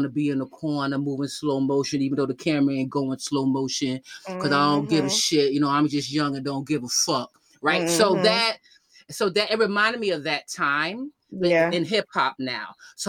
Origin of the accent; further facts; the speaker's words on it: Yonkers, New York, United States; also born or lived in Bronx; I was raised up in Yonkers, right? And so when people's like, I consider myself a New Yorker, right?